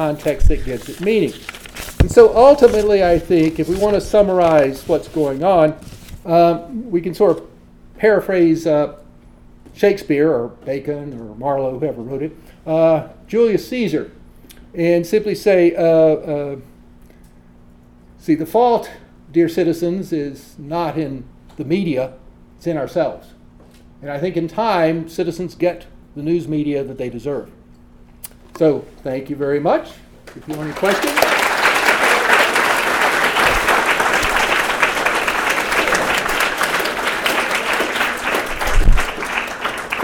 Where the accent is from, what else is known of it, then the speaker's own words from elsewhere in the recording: the South, United States; I grew up in the South, where segregation was legal when I was young.